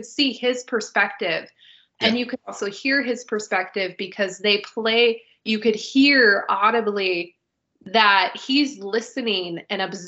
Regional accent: United States; we're American

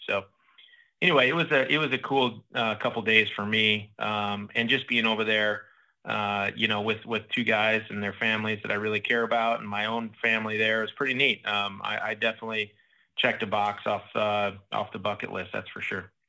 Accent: Minnesota, United States; moved away; Minnesota, my home state

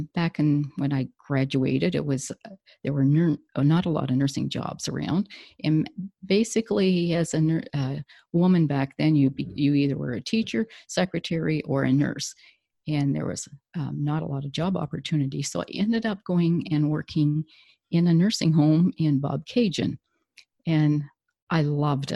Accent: southern Ontario, Canada; I'm from Ontario, Canada, and I grew up in a farm community, lived on a farm and still in the farm community right now

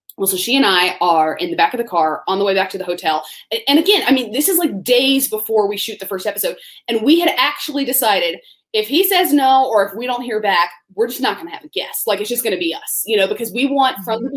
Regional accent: Tallahassee, Florida, United States; moved away; I grew up in Tallahassee, Florida

